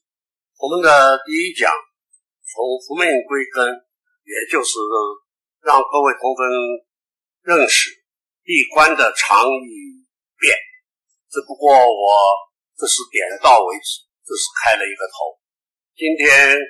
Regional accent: Taiwan; 在我们中国人，在我们台湾中华民国

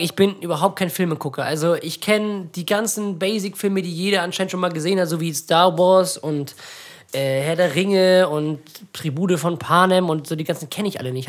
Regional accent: Ratekau, Schleswig-Holstein, Germany; bei uns in Ratekau, in dem kleinen Dorf, wo wir leben

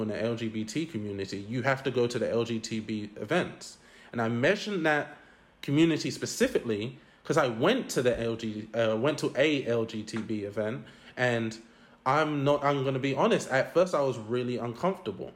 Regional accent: London, United Kingdom; I grew up in East London, in Newham

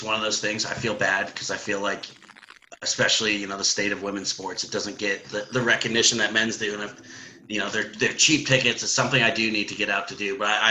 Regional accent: San Jose, California, United States; So I was born down in San Jose.

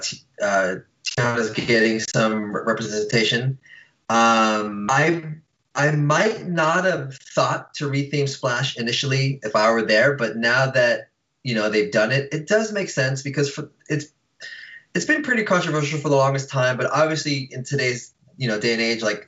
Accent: California, United States; As a Californian

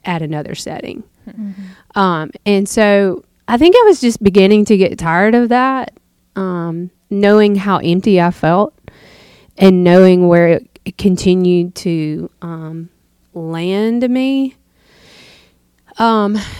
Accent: the South, United States; down here in the South, you go to church on Sunday and then you go to Granny's to eat supper afterwards

